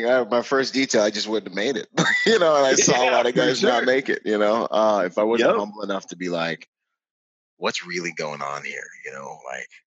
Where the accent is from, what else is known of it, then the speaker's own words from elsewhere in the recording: United States; I grew up in Washington